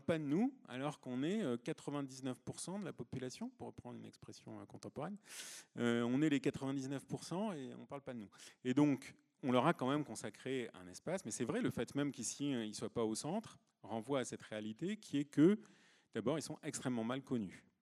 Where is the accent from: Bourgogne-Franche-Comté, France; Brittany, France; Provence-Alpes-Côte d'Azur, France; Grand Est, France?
Provence-Alpes-Côte d'Azur, France; moi je viens de Provence